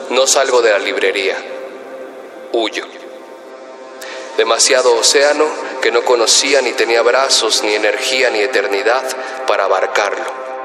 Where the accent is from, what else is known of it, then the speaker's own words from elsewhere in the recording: Mexico City, Mexico; born there; tengo 25 años, nací en Ciudad de México, soy autodidacta, soy poeta, MC y narrador